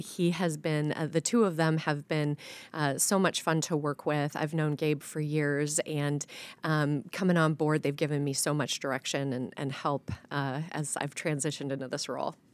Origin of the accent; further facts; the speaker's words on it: Waterloo, Iowa, United States; also born or lived in Indianola, Iowa; I grew up in Waterloo. Um, I grew up in town, but my family, extended family, all farmed just right outside of Waterloo